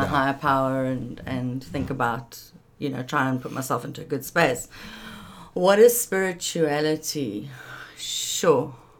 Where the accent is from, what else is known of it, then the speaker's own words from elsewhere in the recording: Pretoria, Gauteng, South Africa; born there; also born or lived in London / Paris; now in Cape Town, South Africa; Yeah, I was born in Pretoria.